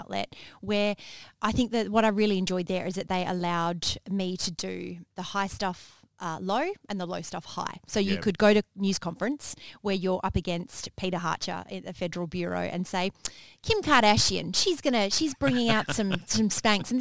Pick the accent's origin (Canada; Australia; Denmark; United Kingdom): Australia; Manjimup, Western Australia; growing up in Manjimup